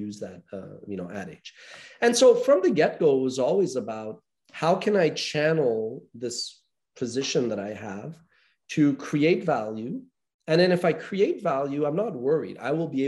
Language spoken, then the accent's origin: English; Montreal, Quebec, Canada; growing up in North America, I'm from Montreal, Canada